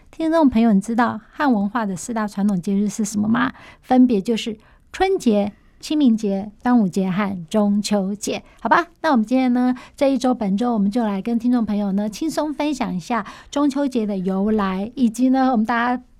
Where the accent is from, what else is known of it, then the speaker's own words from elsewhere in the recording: Taiwan; 我们台湾人